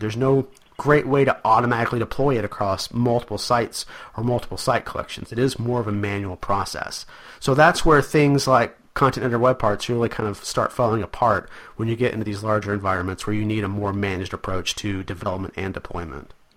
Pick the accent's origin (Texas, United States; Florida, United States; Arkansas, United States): Arkansas, United States; I'm from Arkansas